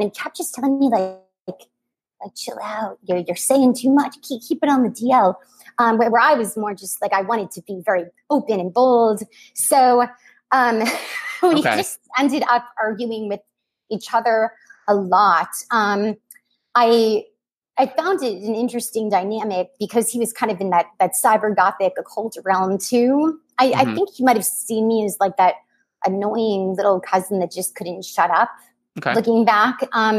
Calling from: California, United States; No, I'm about an hour and a half away from the East Bay.

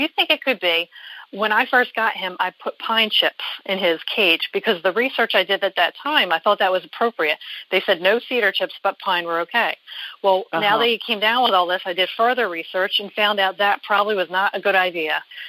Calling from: New Jersey, United States; I'm from New Jersey.

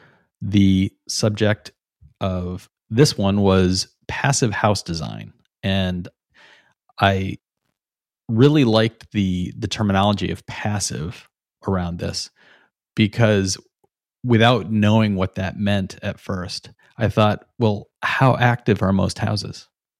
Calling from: Brooklyn, New York, United States; You know, I'm talking from Brooklyn, New York.

